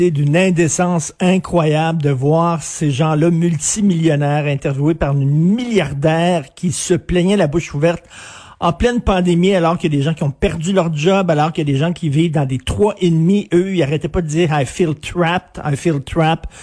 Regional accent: United States; French is a second language; je suis une américaine, je ne connais pas euh, les paroles de l'hymne national anglais

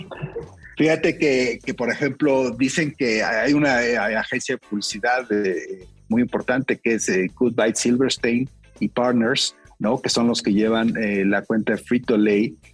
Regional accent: Mexico; En México

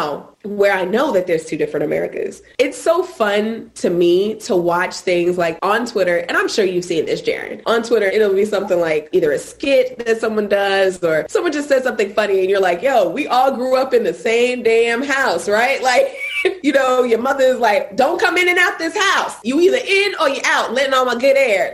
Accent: New York City, New York, United States; growing up in Brooklyn

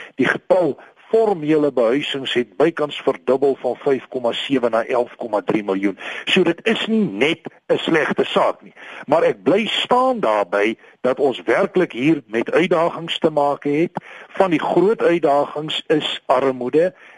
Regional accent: South Africa; ons as Suid-Afrikaners

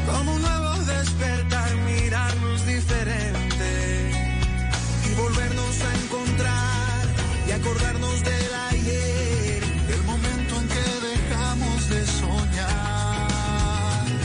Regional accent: Colombia; pero ante todo soy un colombiano más y me duelen mis hermanos

